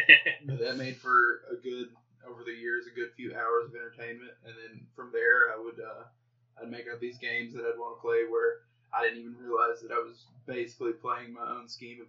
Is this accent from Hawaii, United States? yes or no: no; Arkansas, United States; I grew up in the South, out in the woods.